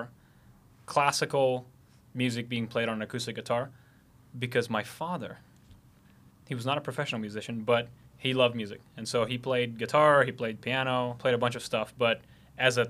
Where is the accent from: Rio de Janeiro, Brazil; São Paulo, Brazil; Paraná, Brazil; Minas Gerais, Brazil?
São Paulo, Brazil; Carapicuíba; born or raised there; moved away as an adult; also born or lived in Boston, United States; now in Los Angeles, United States